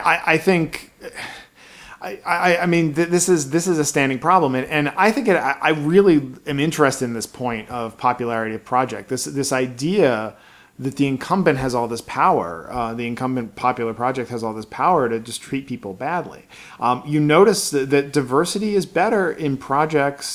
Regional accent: Baltimore, Maryland, United States; I grew up in Baltimore, Maryland in the '80s

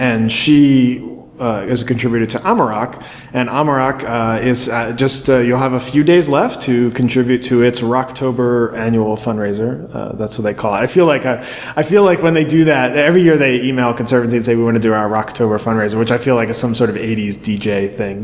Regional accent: Baltimore, Maryland, United States; I grew up in Baltimore area

